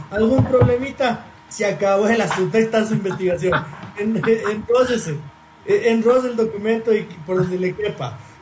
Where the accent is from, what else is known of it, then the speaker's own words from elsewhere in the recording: Ecuador; yo soy y quiero ser ecuatoriano